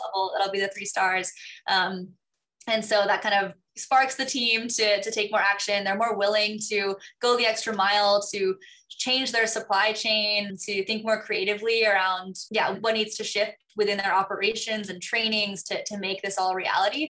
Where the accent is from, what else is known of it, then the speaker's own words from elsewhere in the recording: Hong Kong; moved away; also born or lived in New York; I grew up in Hong Kong